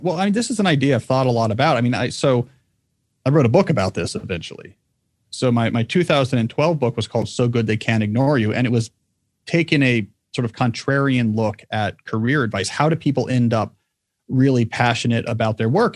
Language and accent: English; New Jersey, United States; also born or lived in Texas; I was a Texan for the first seven years of my life. And then we moved to the state of New Jersey, where I grew up in a, grew up in a small town.